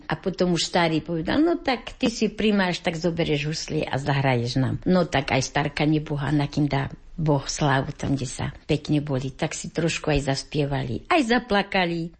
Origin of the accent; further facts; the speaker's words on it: Pohorelá, Banská Bystrica Region, Slovakia; moved away; ja som ináč z Pohrelej